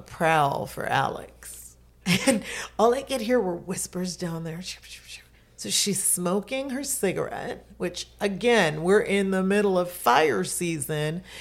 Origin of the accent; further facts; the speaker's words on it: Jamaica; now in Florida, United States; I'm Jamaican, I've been through hurricanes, we live in Florida